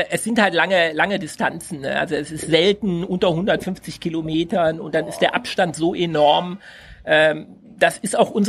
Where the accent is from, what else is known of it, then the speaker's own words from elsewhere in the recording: West Germany, Germany; wir sind aus Westdeutschland, kennen natürlich den Trabi.